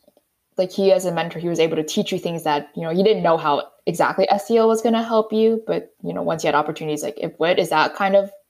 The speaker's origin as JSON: {"language": "English", "town": "New York City", "region": "New York", "country": "United States", "moved": "yes", "said": "I don't know how to drive and I'm from New York City."}